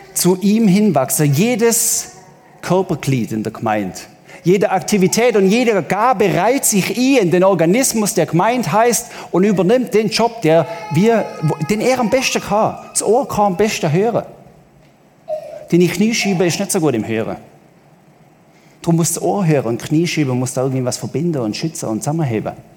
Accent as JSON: {"language": "German", "region": "Southern Germany", "country": "Germany", "said": "als Süddeutscher"}